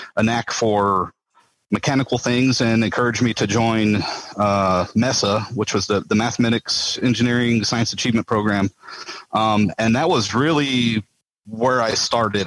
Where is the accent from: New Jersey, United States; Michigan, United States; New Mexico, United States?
New Mexico, United States; Las Cruces; now in Houston, United States; I was born and raised in Las Cruces, New Mexico